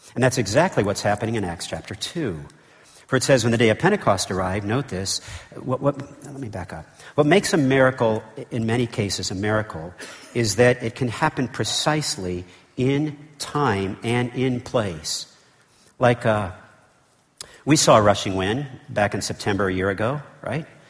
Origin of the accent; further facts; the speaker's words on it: United States; as an American